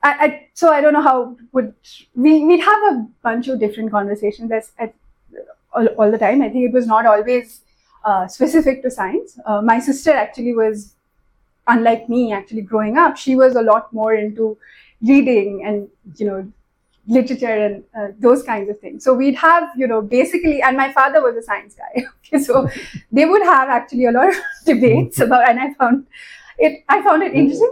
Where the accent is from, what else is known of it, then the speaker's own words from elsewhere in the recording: Kolkata, West Bengal, India; moved away as an adult; also born or lived in Bombay, India / Oman / United States; now in Pune, India; I moved to Calcutta in class four. So most of my school life has been spent in Calcutta. I was there in Calcutta till I finished my bachelor's